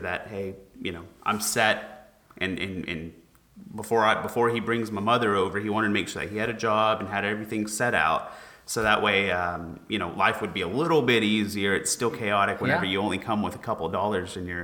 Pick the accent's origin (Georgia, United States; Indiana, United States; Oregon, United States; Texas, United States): Texas, United States; Paris; also born or lived in Daytona Beach, Florida; I packed up my bags when I was 3 years old and then moved here to Paris, Texas. And then, you know, started my life here in Paris and went to North Mar from start to finish.